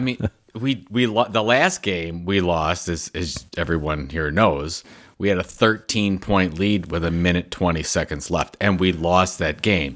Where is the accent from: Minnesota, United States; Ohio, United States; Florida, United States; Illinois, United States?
Ohio, United States; Cleveland; my hometown of Cleveland, Ohio.